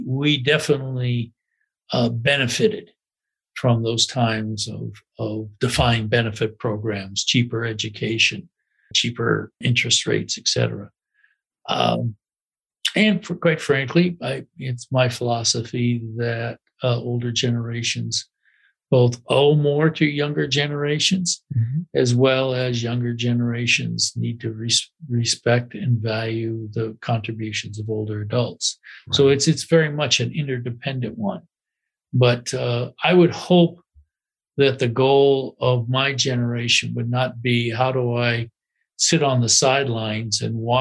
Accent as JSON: {"language": "English", "region": "Midwest", "country": "United States", "tie": "born or raised there", "said": "I grew up in the Midwest"}